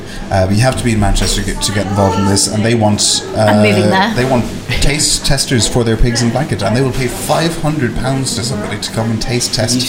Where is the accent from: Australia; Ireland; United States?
Ireland; I'm Irish.